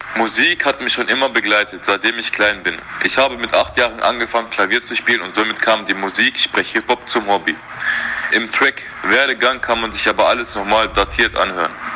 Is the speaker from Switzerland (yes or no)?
no; Essen, North Rhine-Westphalia, Germany; Ich bin hier geboren, in Essen